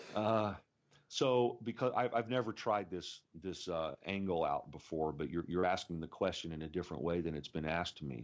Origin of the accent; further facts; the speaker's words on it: Indiana, United States; moved away; born and raised in Indiana